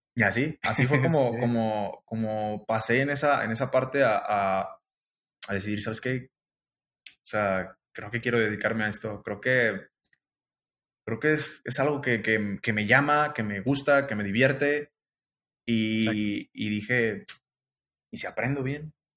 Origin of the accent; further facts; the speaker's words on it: Guanajuato, Mexico; moved away as an adult; now in Guadalajara, Mexico; yo soy de Guanajuato